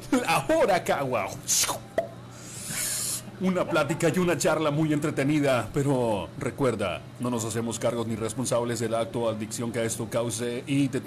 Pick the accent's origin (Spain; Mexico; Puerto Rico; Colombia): Mexico; San Blas, Sinaloa; now in Los Mochis, Mexico; mejor yo soy de San Blas el Fuerte, aquí cerquita de la ciudad de los moches